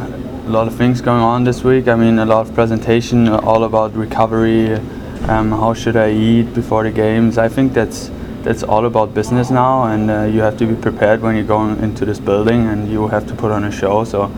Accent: Mannheim, Baden-Württemberg, Germany; training with Mannheim. We have awesome group there, great performance coaches, so why not train at my hometown?

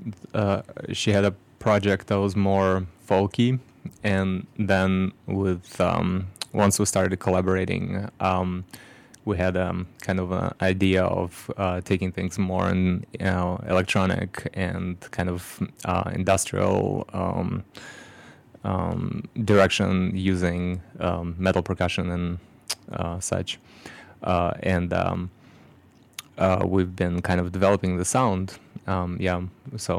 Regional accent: Moscow, Russia; now in Chicago, United States; I was born and raised in Moscow, Russia

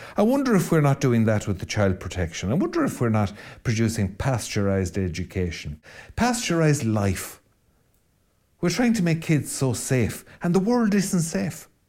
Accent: West coast of Mayo, south of Louisburgh, Connacht, Ireland; accent: rolling R accent of the area south of Louisburgh; I'm from the West Coast to Mayo

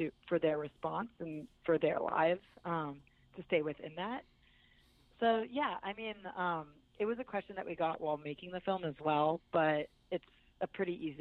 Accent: California, United States; now in New York, United States; I live in New York and I'm from California

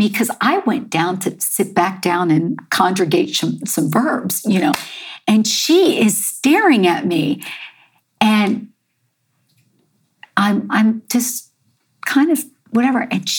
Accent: United States; also born or lived in New York; oh, you're from America, in English, with an American accent.

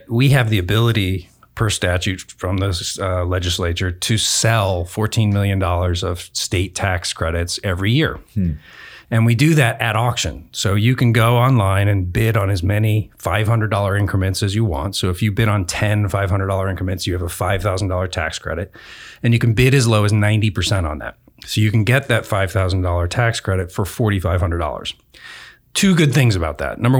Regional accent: Southern Oregon, United States; grew up in Southern Oregon

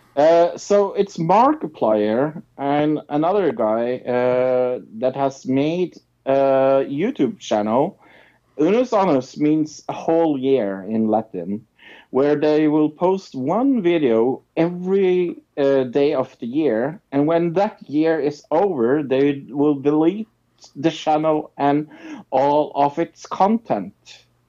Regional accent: Norway; I'm from Norway

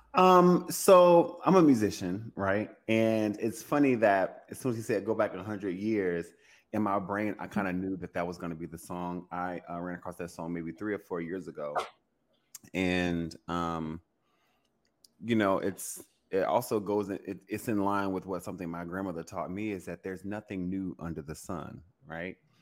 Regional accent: Louisiana, United States; I'm from Louisiana, you know, we're, you know, the birthplace of jazz

